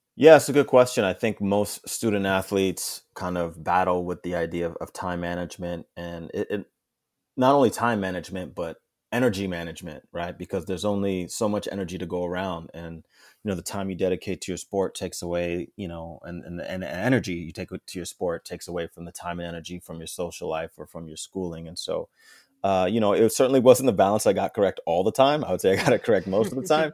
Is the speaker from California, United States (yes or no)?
no; Englewood, New Jersey, United States; moved away as an adult; also born or lived in New York City; now in Toronto, Canada; I lived in Manhattan for a couple years and then moved, uh, up to, uh, Inglewood, New Jersey, where I spent most of my life growing up, going to school